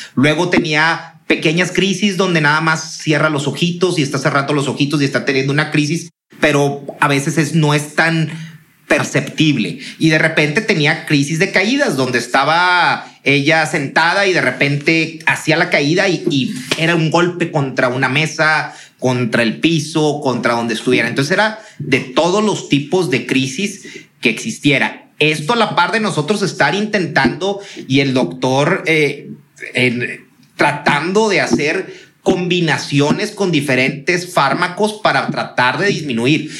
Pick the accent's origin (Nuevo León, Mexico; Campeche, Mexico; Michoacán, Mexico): Nuevo León, Mexico; Monterrey; somos regios